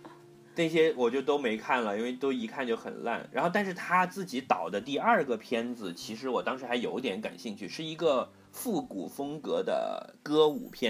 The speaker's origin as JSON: {"language": "Chinese", "region": "Northeast China", "country": "China", "said": "嗯，作为一个东北爷们儿，还是天生是有喜剧细胞的。"}